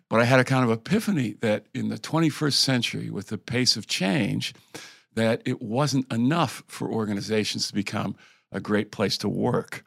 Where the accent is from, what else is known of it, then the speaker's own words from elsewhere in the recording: Connecticut, United States; moved away; I'm from the Northeast, originally from Connecticut